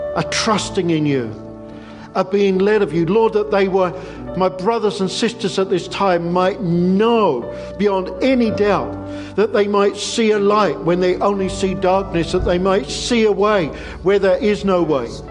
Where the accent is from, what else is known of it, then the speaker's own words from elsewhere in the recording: England, United Kingdom; we're English